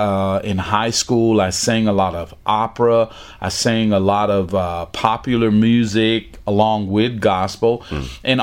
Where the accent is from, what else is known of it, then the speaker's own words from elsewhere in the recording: Miami, Florida, United States; Growing up in Miami, specifically in Coconut Grove, right on Biscayne Bay.